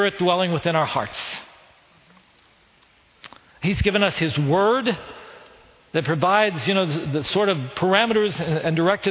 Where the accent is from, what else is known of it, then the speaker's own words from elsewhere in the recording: West Virginia, United States; accent: West Virginia; moved away as an adult; also born or lived in Chicago; With my West Virginia accent, 18-year-old